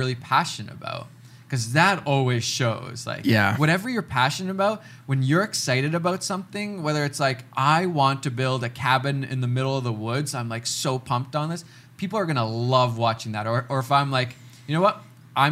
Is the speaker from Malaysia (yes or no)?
no; Finland; now in Canada; I'm a kid from Finland